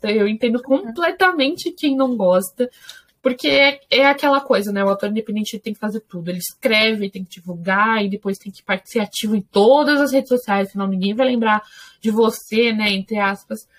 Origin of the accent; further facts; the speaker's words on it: Brazil; Eu sou brasileira